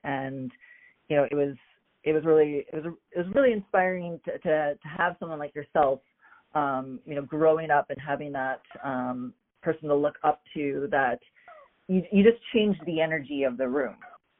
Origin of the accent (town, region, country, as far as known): Dauphin, Manitoba, Canada; born or raised there; moved away as an adult; now in United States